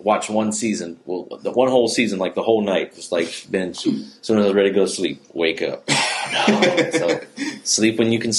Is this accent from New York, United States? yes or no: no; Morgan City, Louisiana, United States; moved away as an adult; also born or lived in New Orleans, Louisiana; now in Lafayette, United States; I was born in Morgan City.